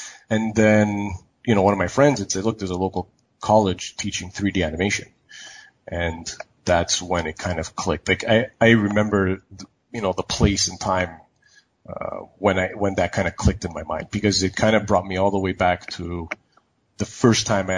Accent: Montreal, Quebec, Canada; moved away as an adult; also born or lived in Toronto / San Francisco; now in Vancouver, Canada; I'm actually from Montreal.

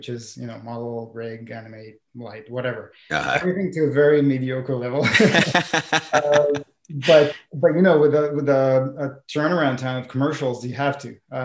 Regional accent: Israel; moved away as an adult; Growing up in Israel

